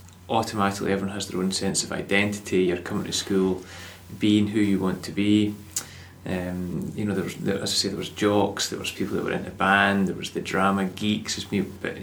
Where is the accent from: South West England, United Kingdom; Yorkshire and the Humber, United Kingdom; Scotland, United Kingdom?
Scotland, United Kingdom; accent: Scottish